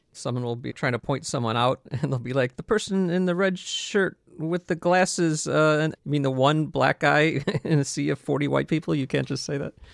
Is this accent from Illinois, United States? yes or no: yes; Skokie, Illinois, United States; I didn't even know non-Jewish white people. So I was definitely insulated growing up in Skokie.